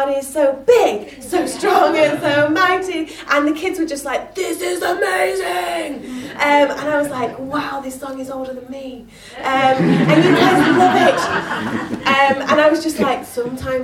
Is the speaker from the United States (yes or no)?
no; Yorkshire and the Humber, United Kingdom; I'm a Yorkshire girl